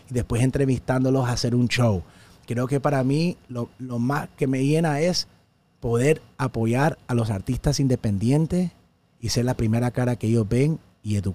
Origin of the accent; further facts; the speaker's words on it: El Salvador; now in United States; no porque no soy puertorriqueño, recuerdo, soy de El Salvador, soy de Centroamérica, soy de los Estados Unidos